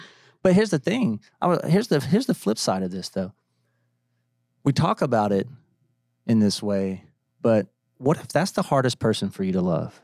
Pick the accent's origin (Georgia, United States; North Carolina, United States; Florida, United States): Georgia, United States; Atlanta; now in Nashville, United States; growing up in Atlanta